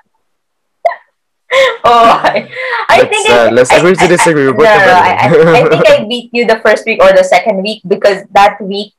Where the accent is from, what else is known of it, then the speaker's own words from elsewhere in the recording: Philippines; now in United Kingdom; I'm from the Philippines. I'm a Filipina.